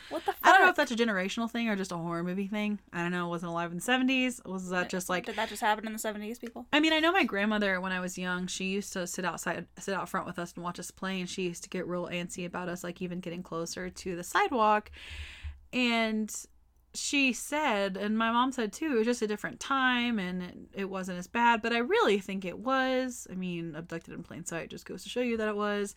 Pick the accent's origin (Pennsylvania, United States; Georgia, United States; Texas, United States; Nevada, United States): Texas, United States; I'm from Texas